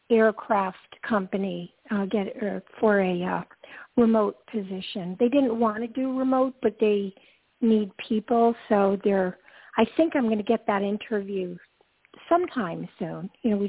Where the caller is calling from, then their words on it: Georgia, United States; Hi, Toni. … from Georgia.